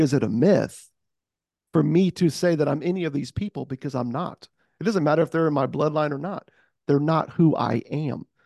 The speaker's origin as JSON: {"language": "English", "country": "United States", "tie": "born or raised there", "said": "I am born and raised in America"}